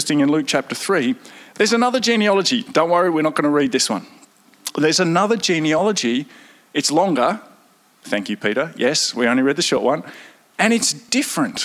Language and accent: English; Victoria, Australia; So I'm very Victorian as well, back a number of generations